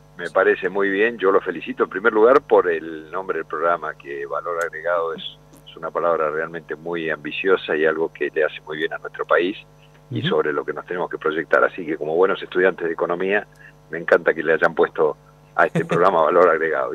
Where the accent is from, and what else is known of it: Argentina